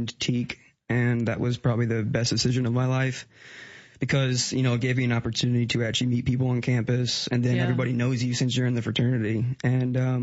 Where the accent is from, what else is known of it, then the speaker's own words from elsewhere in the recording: Lake St. Louis, Missouri, United States; Lake St. Louis, Missouri.